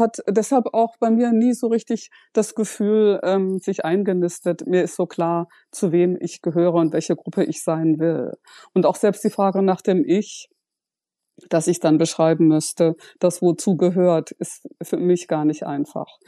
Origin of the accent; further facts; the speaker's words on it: Ruhr area, North Rhine-Westphalia, Germany; also born or lived in Freiburg; im Ruhrgebiet aufgewachsen